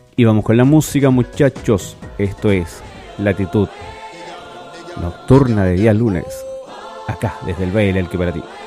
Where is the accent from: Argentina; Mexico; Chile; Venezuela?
Chile; somos los, los chilenos